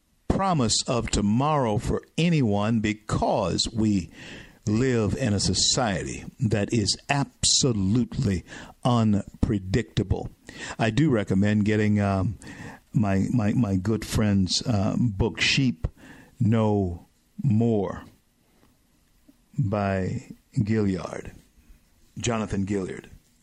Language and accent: English; Southern United States, United States; I'm a Southerner.